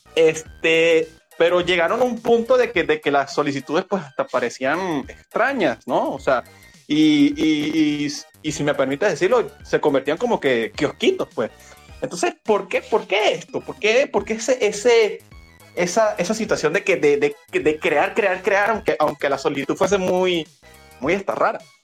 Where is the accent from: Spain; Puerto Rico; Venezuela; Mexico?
Venezuela; al ser yo venezolano